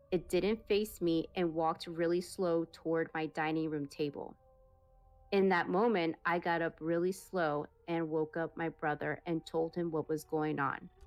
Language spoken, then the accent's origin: English; Peru; English is a second language; I'm originally from Peru. So please forgive my grandma. forgive my grammar.